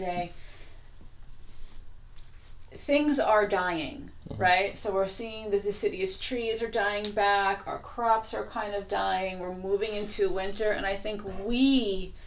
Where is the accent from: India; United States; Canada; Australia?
United States; Long Island, New York; I'm from Long Island